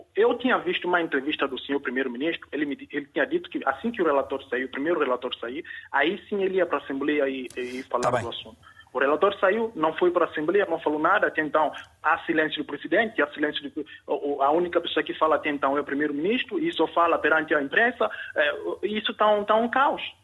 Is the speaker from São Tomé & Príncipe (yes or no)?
yes; São Tomé & Príncipe; nós como santomenses